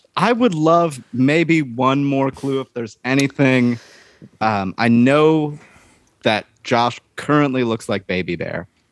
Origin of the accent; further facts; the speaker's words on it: Portland, Oregon, United States; from Portland, Oregon